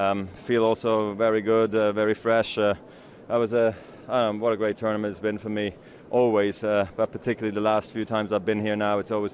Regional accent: Basel, Basel-Stadt, Switzerland; here in my hometown of Basel.

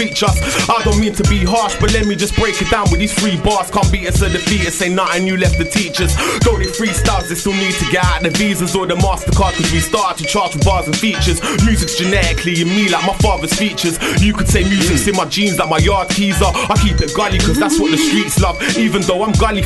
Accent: London, United Kingdom; also born or lived in Iran; I was born in Iran but raised in them London estates.

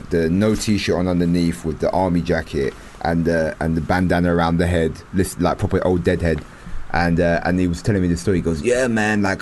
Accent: London, United Kingdom; I'm born and raised in London

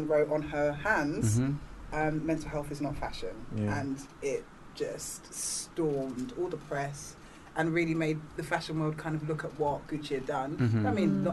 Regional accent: Ghana; I'm from Ghana.

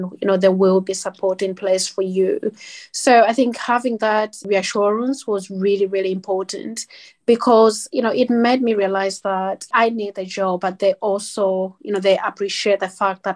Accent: Zambia; now in United Kingdom; I'm black. I'm from Zambia.

